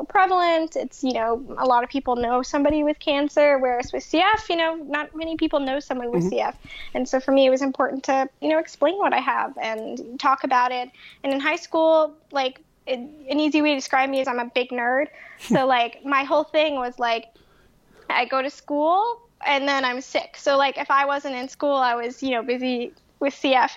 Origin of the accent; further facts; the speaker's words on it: Winnipeg, Manitoba, Canada; moved away as an adult; now in Boston, United States; I'm originally from Canada. I'm from Winnipeg, Manitoba, just here in the States as a guest